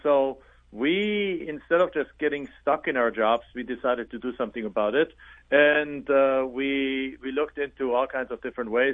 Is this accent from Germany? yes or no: yes; Germany; English is a second language; moved away as an adult; now in Phoenix, United States; I'm originally from Germany. So as you can tell from my accent, it doesn't sound like I'm from Ohio.